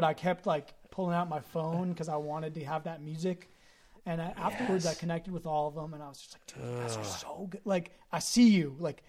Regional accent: Marin, California, United States; us growing up in Marin

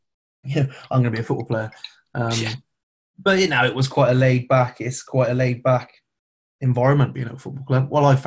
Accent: Herefordshire, West Midlands, United Kingdom; I was born in Herefordshire.

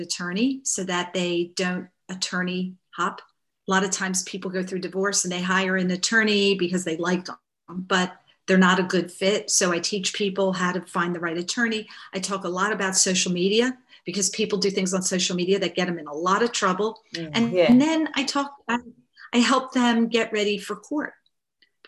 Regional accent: Baltimore, Maryland, United States; I grew up in Baltimore, Maryland, which is in the United States

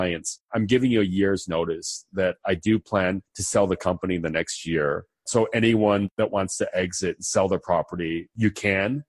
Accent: United States; also born or lived in Argentina; I'm from the United States. I'm American. I grew up in the United States

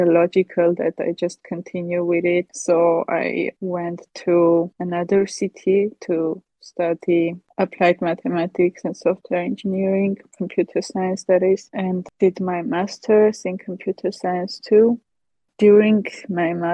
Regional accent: Armenia; I come from Armenia.

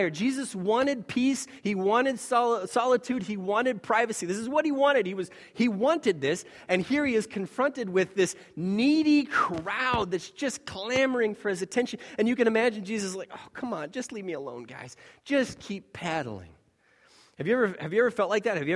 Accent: Taiwan; When we were growing up in Taiwan, we were in this town, relatively small town by, by their standards, where it was essentially devoid of any foreigners.

